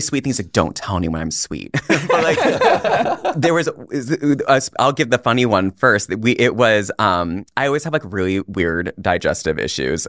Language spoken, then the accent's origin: English; Puerto Rico; I'm Puerto Rican